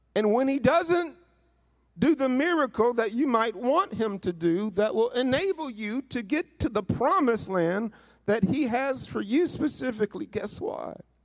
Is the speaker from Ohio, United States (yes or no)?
no; northeastern Mississippi, United States; moved away; also born or lived in Missouri; being raised in Mississippi uh, most of my life